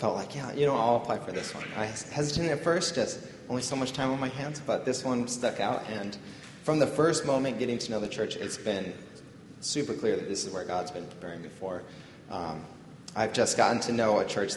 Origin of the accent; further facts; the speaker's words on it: Los Angeles, California, United States; moved away; I'm from Los Angeles, California, and I'm married.